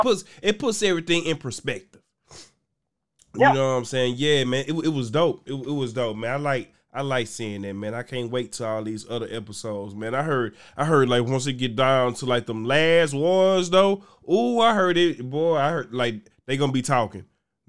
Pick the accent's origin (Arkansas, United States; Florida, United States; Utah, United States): Arkansas, United States; I'm from Arkansas. Nigga, I got about 11 goddamn siblings.